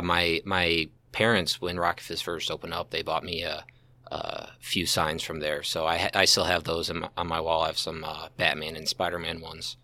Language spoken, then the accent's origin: English; St. Charles, Missouri, United States; I grew up Saint Charles, uh, been here my whole